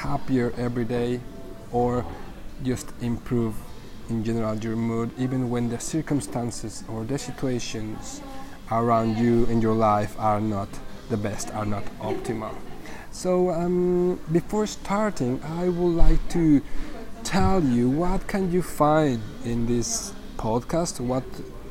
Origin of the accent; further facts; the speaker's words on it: Mexico; English is a second language; moved away as an adult; now in Budapest, Hungary; I am from Mexico. I am currently in Budapest